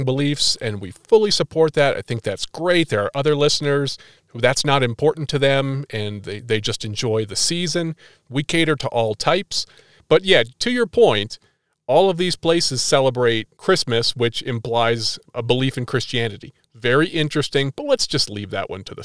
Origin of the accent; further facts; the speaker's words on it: Northeast, United States; I'm from the Northeast. We had a really crummy store called Caldor.